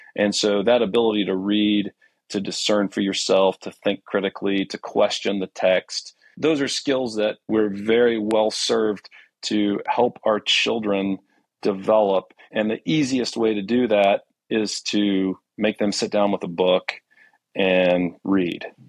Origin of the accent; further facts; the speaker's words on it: Houston, Texas, United States; I was born in Houston